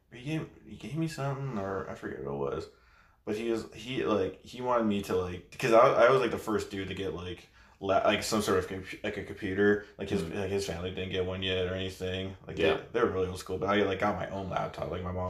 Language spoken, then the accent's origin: English; California, United States; In Bay Area